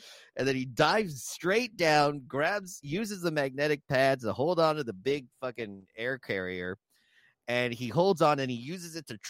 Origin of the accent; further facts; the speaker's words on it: South Texas, United States; me being from South Texas